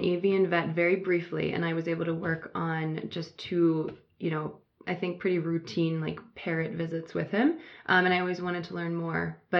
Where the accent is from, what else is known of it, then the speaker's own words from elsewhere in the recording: Southern Maryland, United States; I'm from Southern Maryland. I grew up on the Chesapeake Bay